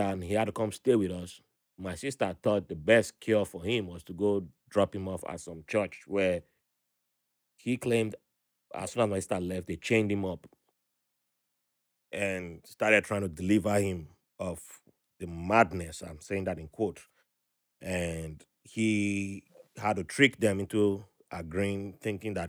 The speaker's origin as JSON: {"language": "English", "country": "Nigeria", "tie": "born or raised there", "also_born_or_lived": "Ibadan, Nigeria / Port Harcourt, Nigeria", "moved": "yes", "lives_now": "United States", "said": "back home, you know, in Nigeria"}